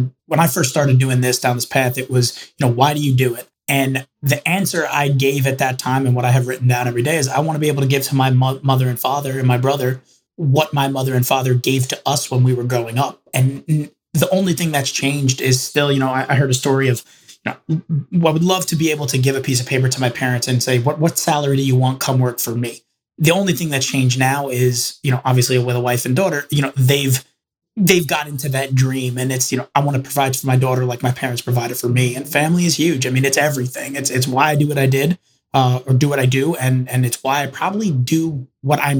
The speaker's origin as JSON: {"language": "English", "town": "Roslyn Heights", "region": "New York", "country": "United States", "tie": "born or raised there", "also_born_or_lived": "Manhattan, New York", "said": "I basically grew up and more or less was born, raised, and still live in Long Island. I grew up in Roslyn Heights"}